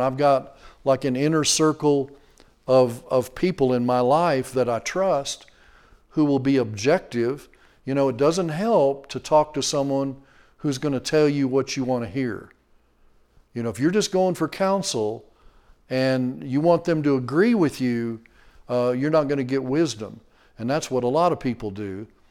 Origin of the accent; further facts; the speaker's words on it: Texas, United States; we're from Texas